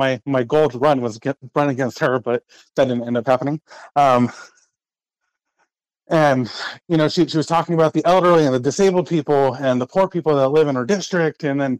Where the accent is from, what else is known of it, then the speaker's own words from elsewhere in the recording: Washington, United States; moved away as an adult; now in Anchorage, United States; I'm from Washington State. I moved up here 13 years ago.